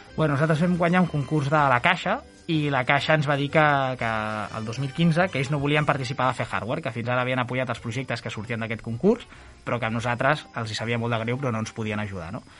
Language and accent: Catalan; Llívia, Catalonia, Spain; la gent de Llívia del meu poble